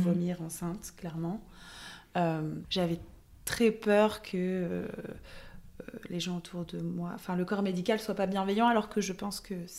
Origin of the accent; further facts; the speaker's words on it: Lille, Hauts-de-France, France; also born or lived in Paris; j'ai quitté Lille